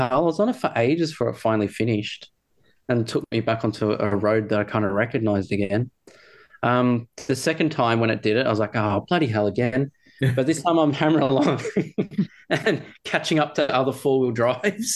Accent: Bendigo, Victoria, Australia; I'm from Bendigo

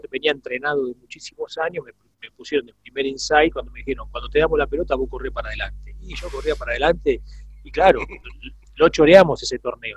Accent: Villa Domínico, Buenos Aires Province, Argentina; also born or lived in Parque Patricios, Buenos Aires / Wilde; yo nací en Parque Patricio. mi viejo, mi viejo era policía de la Federal, entonces nací en el Parque, en el, en el Hospital Churruca. Parque Patricio. Apenas nací, ya estábamos ellos viviendo en Villa Domínico, así que soy, soy porteño por cinco minutos nada más

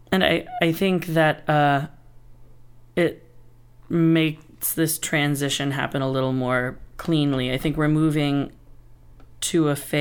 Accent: Appalachia, United States; We're from Appalachia, so we were a singing family, and we would go sing Southern gospel music at churches, camp meetings, nursing homes, stuff like that.

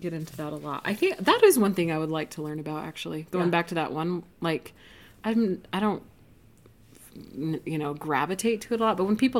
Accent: Roy, Utah, United States; And I grew up, I don't know, 20 miles north of here in Roy, Utah.

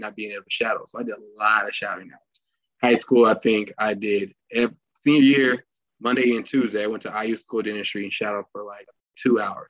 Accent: Indianapolis, Indiana, United States; I'm from Indianapolis, Indiana, born and raised

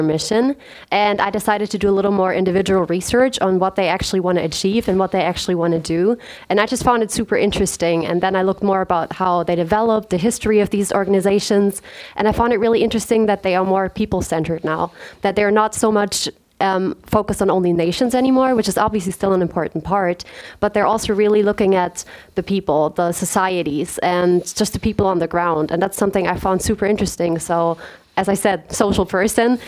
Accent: Pliezhausen, Baden-Württemberg, Germany; moved away as an adult; now in Karlsruhe, Germany; I'm from a very, very small village called Plitzhausen, which is near Stuttgart. So I am from Germany.

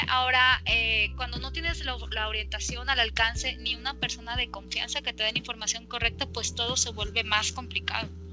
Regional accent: Campeche, Mexico; now in Mexico City, Mexico; Yo nací y crecí en Campeche, un lugar extremadamente caliente

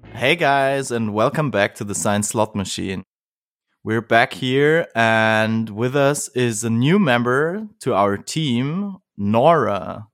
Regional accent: Bavaria, Germany; I'm also from Bavaria

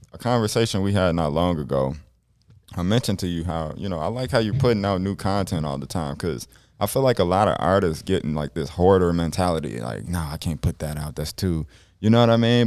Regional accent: Chicago, Illinois, United States; now in South Dakota, United States; growing up in South Dakota versus, like, Illinois and Chicago

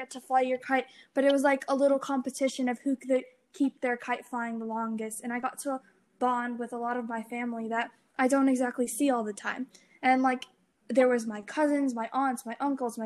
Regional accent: California, United States; I'm from California, and like my family and my relatives who do live here

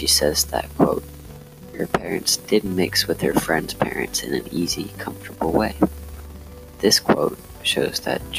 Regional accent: United States; I was born and raised in America, just like everyone in my family going back to my grandparents, but I can imagine that my great-grandparents, who came from Germany

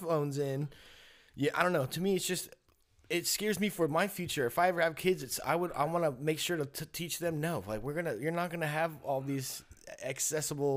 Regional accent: Willits, California, United States; growing up in Willits

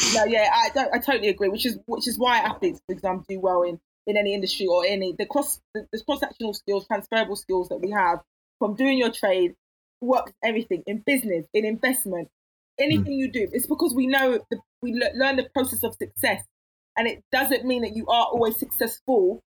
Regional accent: London, United Kingdom; I was raised in Catford.

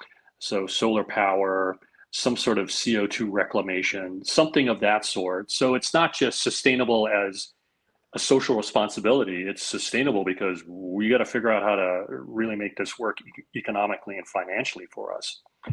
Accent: Kailua, Hawaii, United States; the windward side where I grew up, there are some, you know, excellent breweries out there. There's Lanikai Brewery and Olamana Brewery in my hometown of Kailua, which got all gentrified.

